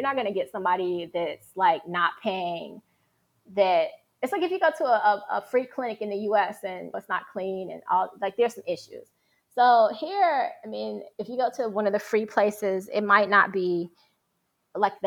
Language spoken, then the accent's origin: English; United States; moved away as an adult; now in Rome, Italy; I'm from the States